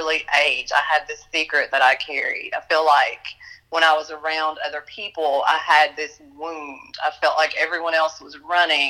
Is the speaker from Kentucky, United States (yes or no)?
yes; Western Kentucky, United States; also born or lived in Chicago, Illinois; I was born in Chicago, Illinois. My parents decided that Chicago wasn't going to be a wonderful place to raise their children, and they took us to Western Kentucky when I was a year old